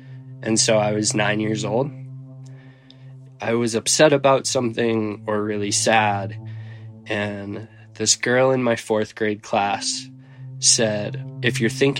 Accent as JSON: {"language": "English", "town": "Silverthorne", "region": "Colorado", "country": "United States", "tie": "born or raised there", "said": "I grew up in Silverthorne, Colorado. Grew up right in a ski town"}